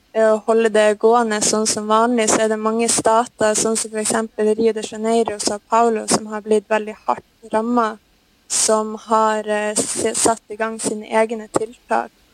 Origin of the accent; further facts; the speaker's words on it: Norway; moved away as an adult; now in Brazil; vi gjør hjemme i Norge